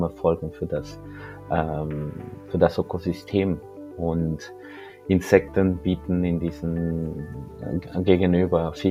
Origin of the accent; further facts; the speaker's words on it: Colombia; moved away as an adult; now in Germany; Ähm, ich bin in Kolumbien geboren. Ähm, ich bin dort in Kolumbien aufgewachsen. Und 2004 bin ich von Kolumbien nach Deutschland gekommen, um hier zu studieren